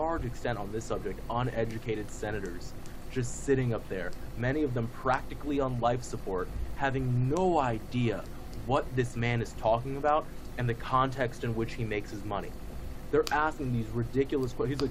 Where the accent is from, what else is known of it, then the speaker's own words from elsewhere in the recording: New York, United States; I'm from New York